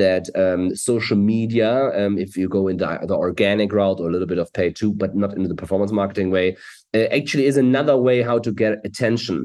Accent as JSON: {"language": "English", "region": "Hamburg", "country": "Germany", "second_language": "English", "said": "I'm from Germany, Hamburg, Germany. We're here. We live in Hamburg, Germany."}